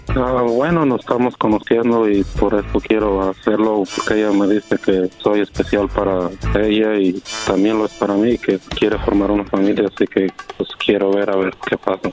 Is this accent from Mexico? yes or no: yes; Guanajuato, Mexico; now in United States; yo soy de Guanajuato